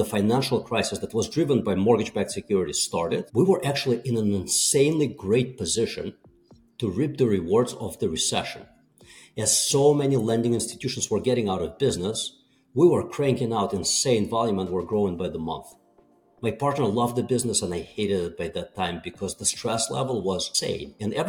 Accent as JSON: {"language": "English", "country": "Russia", "tie": "born or raised there", "second_language": "English", "moved": "yes", "said": "So I was born and raised in Soviet Union."}